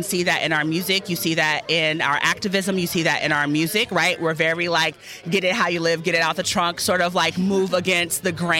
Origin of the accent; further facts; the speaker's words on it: Oakland, California, United States; I'm from East Oakland.